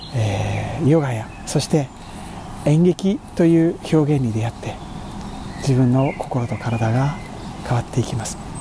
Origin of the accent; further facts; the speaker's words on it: Kyushu, Japan; 僕が育った九州では